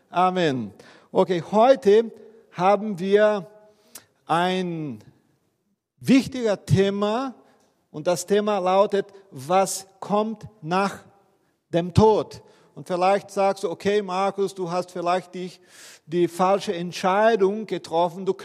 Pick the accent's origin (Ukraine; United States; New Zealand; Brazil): Brazil; Okay, ich bin ja Brasilianer.